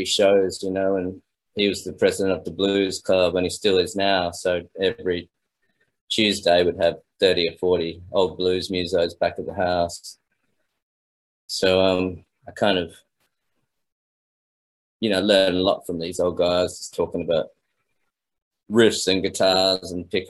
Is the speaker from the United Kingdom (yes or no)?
no; Australia; It was great because my father's a musician, so I grew up in pubs and clubs and the classic Australian beer gardens